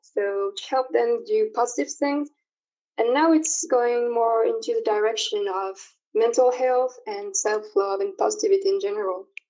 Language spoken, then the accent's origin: English; France; I'm from France